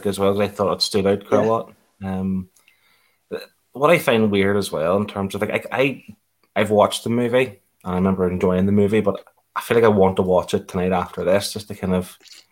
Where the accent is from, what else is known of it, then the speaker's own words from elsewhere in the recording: United Kingdom; us being British